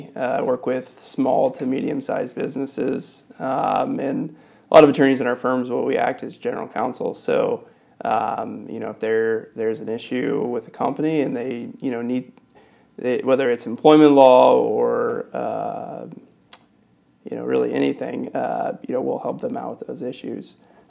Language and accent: English; Wheeler, Indiana, United States; I'm from Northwest Indiana, so not too far from here. I grew up in a town called Wheeler. It's very close to like Portage and Valparaiso, Indiana.